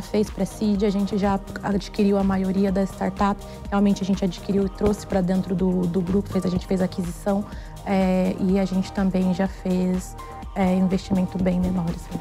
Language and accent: Portuguese; interior of São Paulo state, Brazil; moved away as an adult; now in São Paulo, Brazil; sou do interior do estado de São Paulo, moro aqui em São Paulo há 13 anos